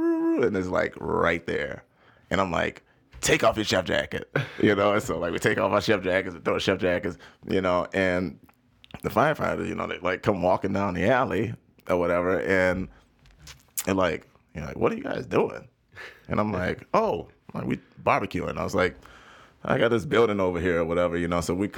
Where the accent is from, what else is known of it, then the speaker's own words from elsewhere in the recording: the South, United States; Look, I came from the South, so I knew, you know, like, look, tread lightly